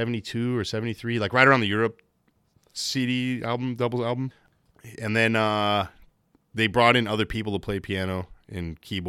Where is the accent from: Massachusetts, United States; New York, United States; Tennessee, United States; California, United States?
California, United States; Livermore; now in Maine, United States; I'm originally from a town called Livermore, California, which has its roots with the same Robert Livermore who's from Maine. He moved out to where I'm from.